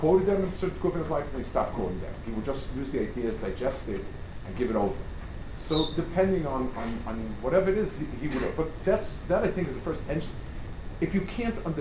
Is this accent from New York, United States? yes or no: yes; New York City, New York, United States; I grew up on the Lower East Side